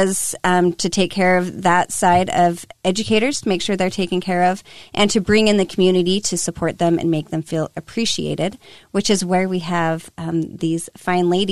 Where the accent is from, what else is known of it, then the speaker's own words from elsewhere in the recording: Draper, Utah, United States; also born or lived in Sandy, Utah; I was born and raised in Sandy, well, mostly Draper, back when it was a small farm town.